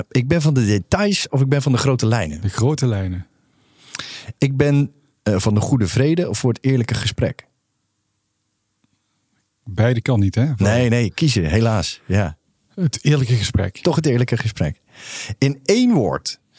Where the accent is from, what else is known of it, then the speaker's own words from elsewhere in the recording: North Brabant, Netherlands; Nee, nee, ik kom uit Brabant.